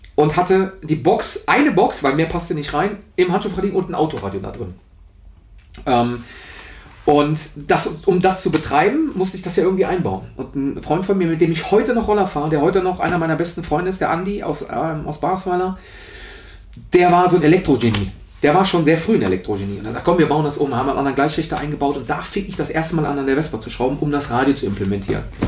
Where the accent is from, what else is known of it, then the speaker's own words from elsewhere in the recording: Aachen, North Rhine-Westphalia, Germany; accent: Rhenish; moved away; also born or lived in Nienburg; ich komme ja aus der Aachener Region